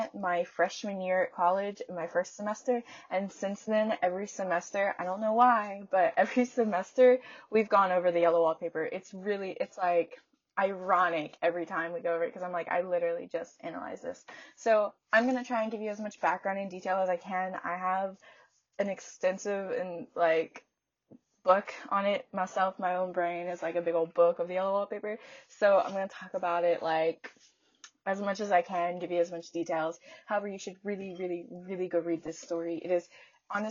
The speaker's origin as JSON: {"language": "English", "region": "the South", "country": "United States", "said": "I'm from the South"}